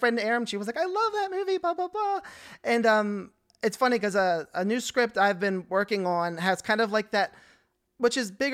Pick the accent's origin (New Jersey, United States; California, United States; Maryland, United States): Maryland, United States; Catonsville; I'm from Maryland too